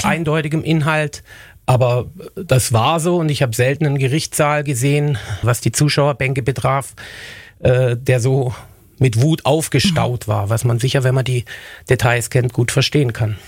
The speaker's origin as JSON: {"language": "German", "country": "Germany", "said": "uns in Deutschland"}